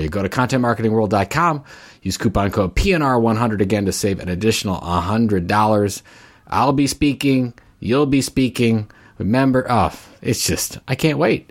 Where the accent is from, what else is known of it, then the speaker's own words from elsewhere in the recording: Cleveland, Ohio, United States; Cleveland, course, that's my hometown